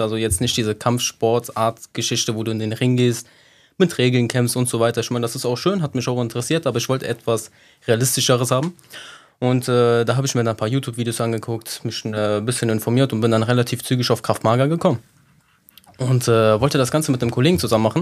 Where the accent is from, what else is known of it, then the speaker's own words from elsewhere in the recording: Sicily, Italy; now in Cologne, Germany; wie all die anderen Siziliener hier in Köln